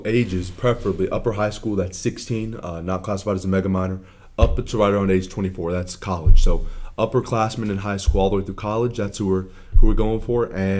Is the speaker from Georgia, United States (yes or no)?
yes; Atlanta, Georgia, United States; I'm from Atlanta.